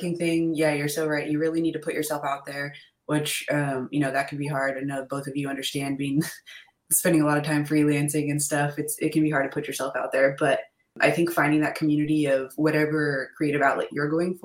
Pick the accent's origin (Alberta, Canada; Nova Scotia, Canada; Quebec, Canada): Alberta, Canada; Calgary; moved away; also born or lived in Regina, Saskatchewan; I was born in Regina, Saskatchewan, but then I grew up in like Calgary, Alberta